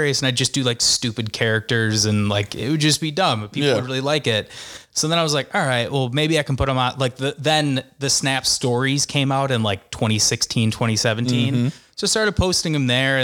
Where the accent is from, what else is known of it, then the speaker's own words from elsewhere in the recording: Park Ridge, Illinois, United States; accent: Chicago; I grew up in Park Ridge, so I went to Main South.